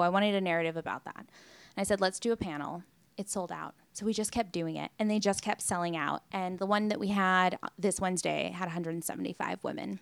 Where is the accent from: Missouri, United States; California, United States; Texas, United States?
California, United States; Long Beach; now in Los Angeles, United States; I'm born and raised in Long Beach